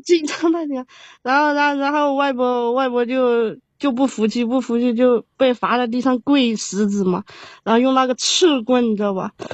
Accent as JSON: {"language": "Chinese", "town": "Qujing", "region": "Yunnan", "country": "China", "also_born_or_lived": "Hubei", "moved": "as an adult", "lives_now": "Shanghai, China", "said": "我是我是云南的。 啊，云南的，云南是哪个城市的？ 曲靖。"}